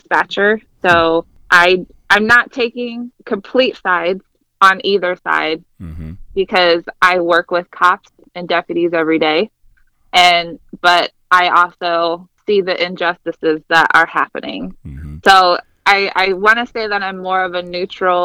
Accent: Ohio, United States; also born or lived in Fort Wayne, Indiana / Florida / Washington, DC area; I was born and raised in Ohio, went to high school, you know, here

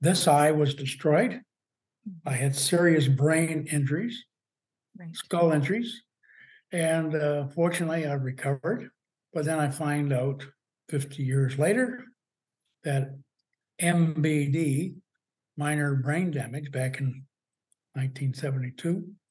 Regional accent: London, Ontario, Canada; also born or lived in Europe / Calgary / Quebec; I was born here in London, Ontario, and raised here in London, Ontario.

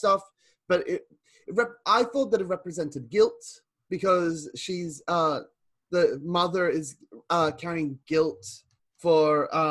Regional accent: Australia; I'm Australian

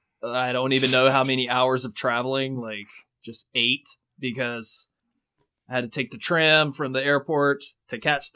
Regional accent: the South, United States; Hey, I took the tram. I'm from the South, you fuck.

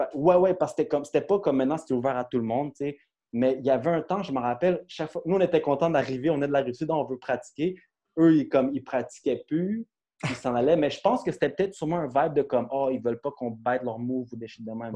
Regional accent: Brossard, Quebec, Canada; on vient de Brossard, puis on est à Montréal.

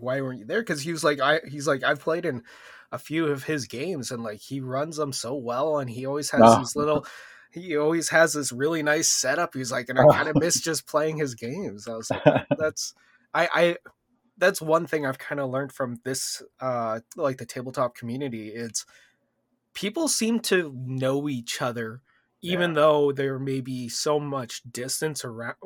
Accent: Canada; as a Canadian

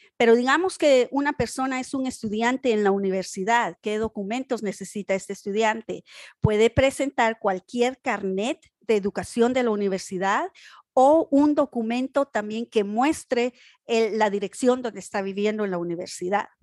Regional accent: Guatemala; now in North Carolina, United States; Yo soy de Guatemala

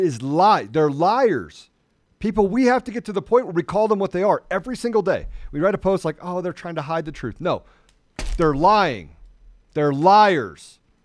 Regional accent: United States; I was born in America. I'm an American

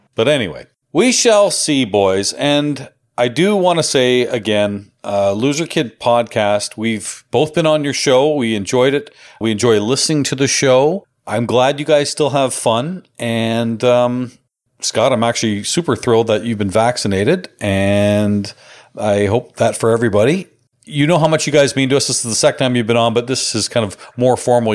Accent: Canada; which I obviously love being Canadian

